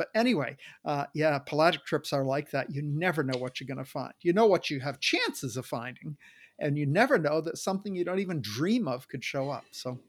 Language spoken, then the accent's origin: English; Maine, United States; now in Tacoma, United States; I grew up in Maine, so I'm a maniac.